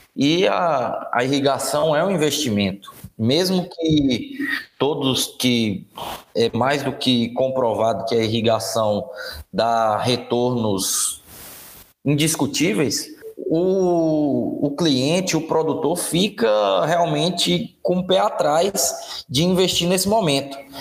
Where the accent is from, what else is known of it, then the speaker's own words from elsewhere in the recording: Guanambi, Bahia, Brazil; moved away as an adult; also born or lived in Janaúba, Minas Gerais; sou natural de Guanambi, Bahia.